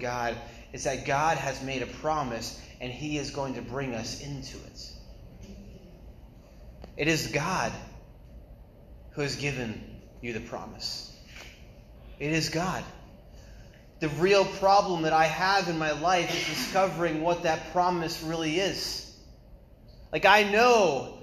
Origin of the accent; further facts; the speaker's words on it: New England, United States; moved away as an adult; also born or lived in China; I'm from New England.